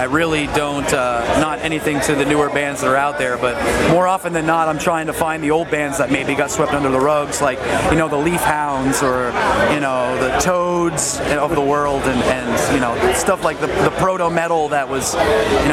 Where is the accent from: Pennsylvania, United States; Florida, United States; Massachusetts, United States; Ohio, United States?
Pennsylvania, United States; Central; we're from Central PA